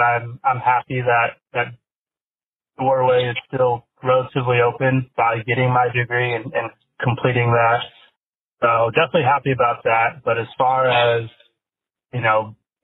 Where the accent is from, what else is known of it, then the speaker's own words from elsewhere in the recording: San Diego, California, United States; I'm born and raised in San Diego